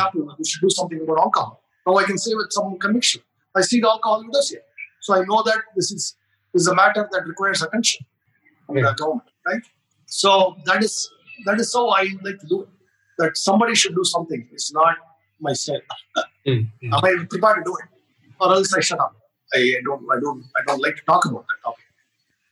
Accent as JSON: {"language": "English", "country": "India", "said": "being Indian"}